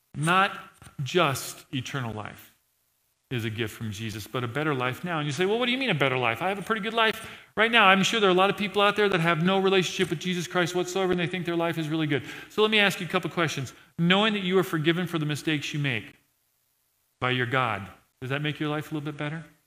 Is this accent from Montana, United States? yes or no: yes; Montana, United States; I'm from Montana